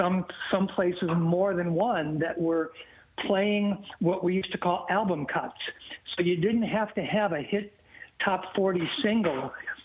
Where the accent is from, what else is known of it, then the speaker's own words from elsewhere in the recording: Illinois, United States; moved away; Yeah, good to be heard in my home state of Illinois, man.